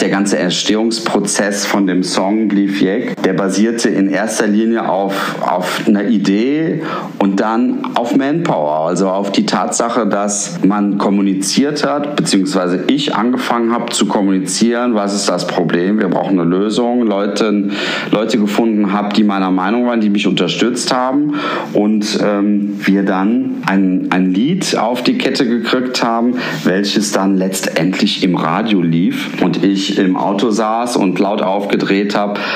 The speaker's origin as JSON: {"language": "German", "town": "Cologne", "region": "North Rhine-Westphalia", "country": "Germany", "said": "als Rheinländer, als Kölner"}